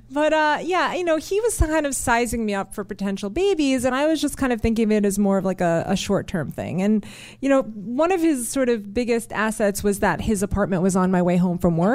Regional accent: New York, United States; you know, I grew up in New York

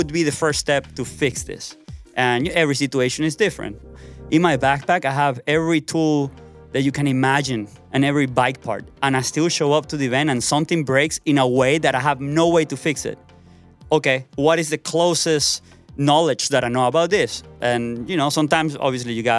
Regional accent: Caracas, Capital District, Venezuela; I'm from Caracas, Venezuela, and I'm a professional BMX rider.

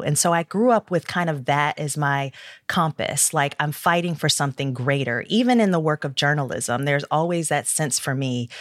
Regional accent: Detroit, Michigan, United States; I grew up in Detroit. I'm a third generation Detroiter.

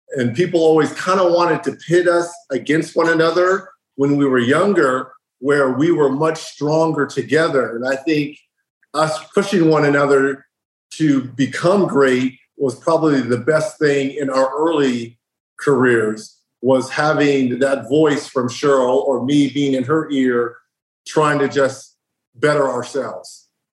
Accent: Riverside, California, United States; Growing up in Riverside, California

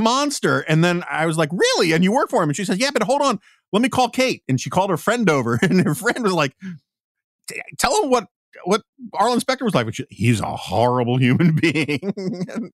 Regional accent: New York, United States; as a New Yorker

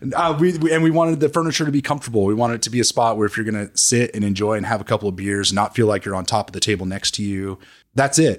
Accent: New Mexico, United States; moved away; I'm from New Mexico

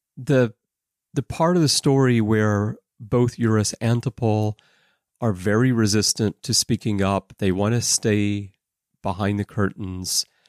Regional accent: Alabama, United States; moved away as an adult; also born or lived in Russia; now in Japan; I grew up in Alabama

